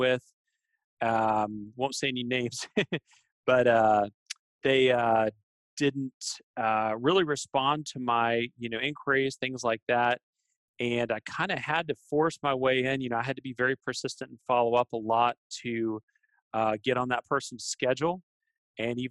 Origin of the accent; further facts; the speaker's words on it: Texas, United States; I was born and raised here in Texas